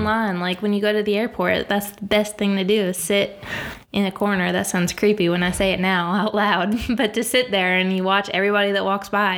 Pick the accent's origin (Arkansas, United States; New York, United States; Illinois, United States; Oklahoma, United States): New York, United States; upstate; moved away as an adult; also born or lived in West Virginia / Boone, North Carolina; I'm from the great state of New York, upstate New York